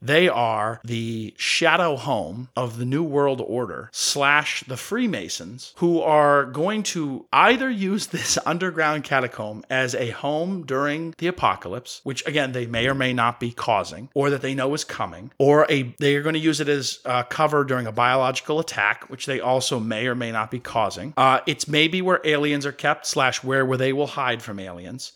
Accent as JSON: {"language": "English", "region": "New England", "country": "United States", "tie": "born or raised there", "said": "I grew up in New England. I grew up with the Big Dig"}